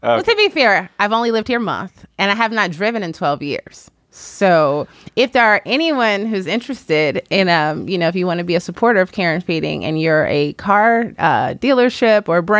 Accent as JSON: {"language": "English", "town": "Chicago", "region": "Illinois", "country": "United States", "tie": "born or raised there", "also_born_or_lived": "Washington, D.C. / New York", "moved": "as an adult", "lives_now": "Los Angeles, United States", "said": "I'm new to California. I live in the greater Los Angeles area. And I grew up in Chicago, spent my adulthood in Washington, D.C. and New York."}